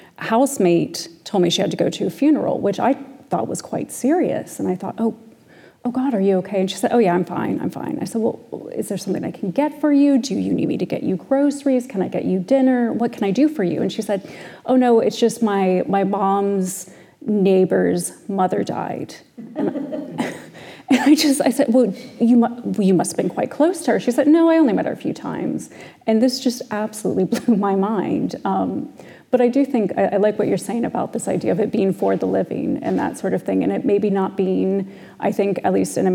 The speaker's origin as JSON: {"language": "English", "country": "United States", "moved": "yes", "lives_now": "Ireland", "said": "I am American, but there's no Irish heritage at all."}